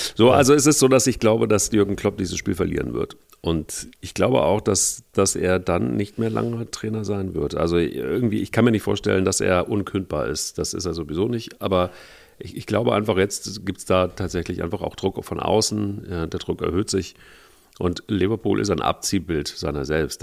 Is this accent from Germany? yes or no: yes; Cologne, North Rhine-Westphalia, Germany; als Kölner